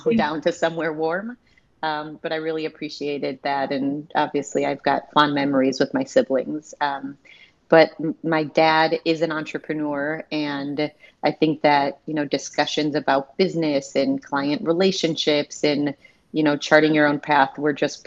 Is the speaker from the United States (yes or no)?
yes; Chicago, Illinois, United States; also born or lived in Milwaukee, Wisconsin; I was born in Milwaukee and then moved to Chicago when I was about 5 years old.